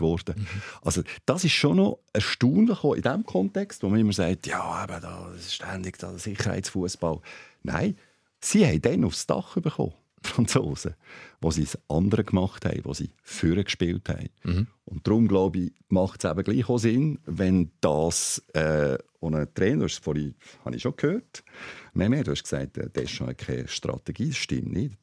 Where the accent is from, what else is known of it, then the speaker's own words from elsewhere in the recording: Switzerland; ich bin Schweizer